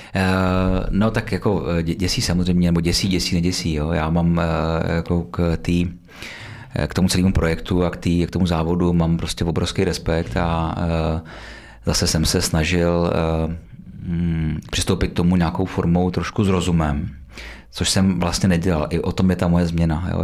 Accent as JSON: {"language": "Czech", "area": "Beroun District", "region": "Central Bohemian Region", "country": "Czechia", "said": "já pocházím z Berounska, uh, blízko Berouna"}